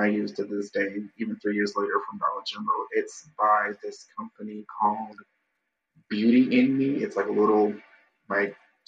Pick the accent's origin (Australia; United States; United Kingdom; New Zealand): United States; Marianna, Florida; originally I am from a little small town called Marianna